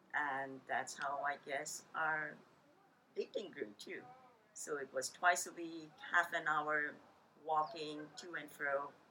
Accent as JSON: {"language": "English", "town": "Karachi", "region": "Sindh", "country": "Pakistan", "tie": "born or raised there", "also_born_or_lived": "Montreal, Canada", "moved": "yes", "lives_now": "Vancouver, Canada", "said": "growing up in uh, Pakistan, there were about maybe 50 or so Chinese families uh, in Karachi, the city that I was born"}